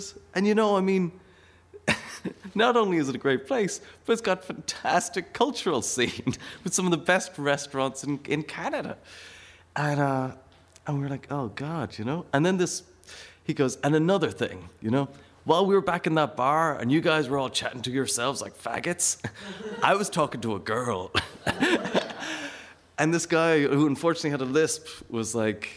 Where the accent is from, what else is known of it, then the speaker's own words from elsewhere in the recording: Ireland; I'm from Ireland.